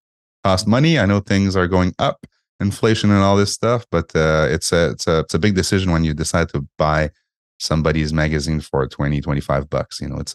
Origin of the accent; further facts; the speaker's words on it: Montreal, Quebec, Canada; I'm from Montreal, right?